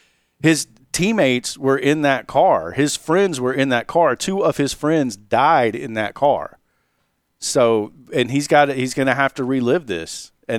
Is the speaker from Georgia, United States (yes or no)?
yes; Milledgeville, Georgia, United States; I grew up in Millageville and had friends that lived in Sandersville.